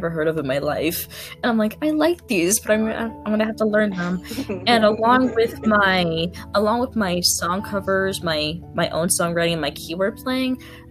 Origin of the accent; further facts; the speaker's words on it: North Carolina, United States; now in Massachusetts, United States; I was originally from North Carolina, and I live in Massachusetts